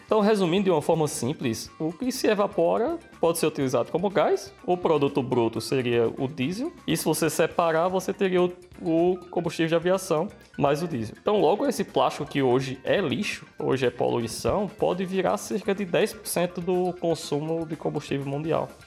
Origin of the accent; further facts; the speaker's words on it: Brazil; now in Australia; da minha terra